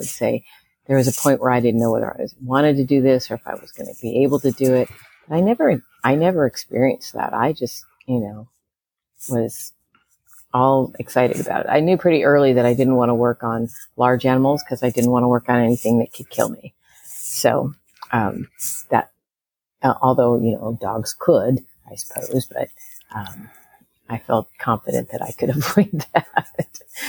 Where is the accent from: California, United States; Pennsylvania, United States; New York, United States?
California, United States; also born or lived in Chicago / St. Louis; So I grew up in a lot of different places. Well, actually, three. My dad was he was an aerospace engineer. So we moved around from Chicago area, St. Louis area, and Southern California.